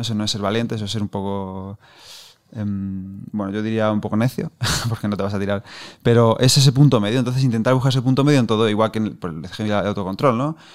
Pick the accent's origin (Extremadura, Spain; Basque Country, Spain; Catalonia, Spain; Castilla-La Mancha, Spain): Castilla-La Mancha, Spain; como manchego que soy, pues tiendo a pronunciar poco